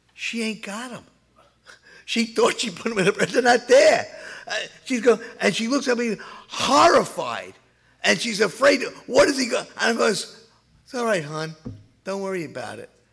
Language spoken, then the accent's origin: English; New York City, New York, United States; moved away; also born or lived in Levittown; I'm the boy from New York City